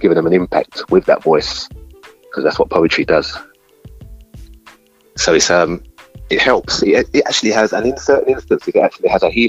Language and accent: English; London, United Kingdom; I was born in the East London from the 70s